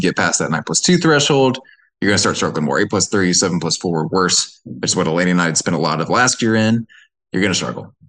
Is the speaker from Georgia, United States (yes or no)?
yes; Georgia, United States; I'm from Reagan, Georgia